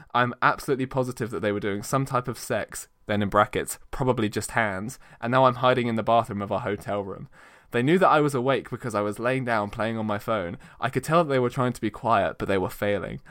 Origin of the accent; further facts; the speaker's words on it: United Kingdom; We're very British